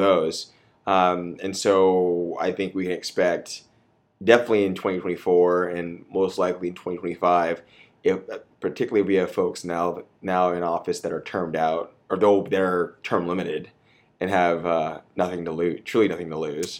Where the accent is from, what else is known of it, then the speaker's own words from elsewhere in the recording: Austin, Texas, United States; I'm from Austin. I was born here, but I was raised here.